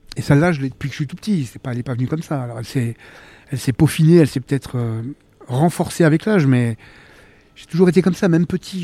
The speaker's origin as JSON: {"language": "French", "town": "Villemomble", "region": "Île-de-France", "country": "France", "tie": "born or raised there", "also_born_or_lived": "Choisy-le-Roi / Vitry-sur-Seine", "said": "j'ai vraiment grandi jusqu'à la fin de mon adolescence à Villemomble, dans le 93"}